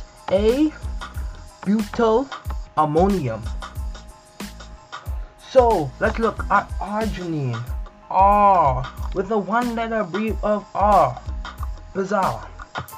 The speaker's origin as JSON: {"language": "English", "country": "Bahamas", "said": "I'm from the Bahamas"}